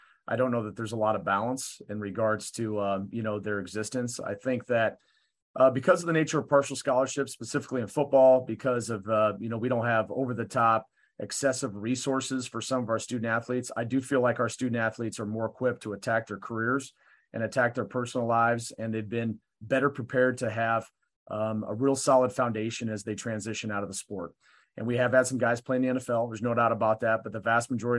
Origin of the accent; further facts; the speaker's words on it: Colorado, United States; moved away; I grew up in Colorado during the Denver Broncos heyday